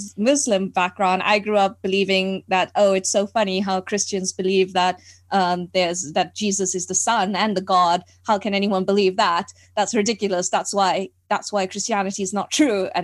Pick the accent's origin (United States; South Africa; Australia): South Africa; So I am from South Africa. That's where I was born and brought up